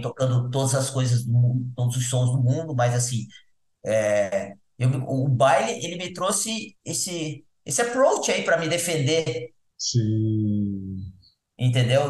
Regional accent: Paranaguá, Paraná, Brazil; moved away; also born or lived in Florianópolis / São Paulo; Eu nasci em Floripa, mas nasci em Florianópolis. Mas nessa época, meu pai trabalhava em Paranaguá, a família foi para lá, e eu passei minha infância lá

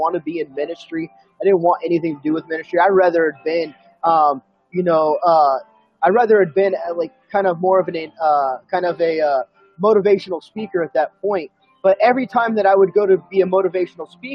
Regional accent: Sacramento, California, United States; moved away as an adult; also born or lived in San Diego, California; now in Fort Mill, United States; I was originally from Sacramento, California. I was born and raised there

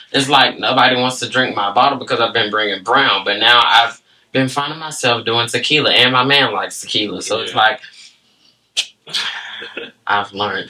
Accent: Decatur, Georgia, United States; born and raised in Decatur, Georgia.

